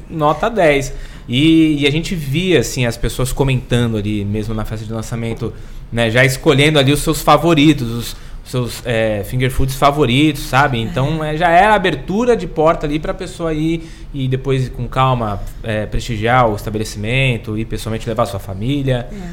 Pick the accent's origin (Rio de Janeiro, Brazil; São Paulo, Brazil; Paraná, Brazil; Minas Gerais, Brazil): São Paulo, Brazil; Santos; now in São Vicente, Brazil; eu sou santista, né? Mas é, aprendi a, a, a, amar essa cidade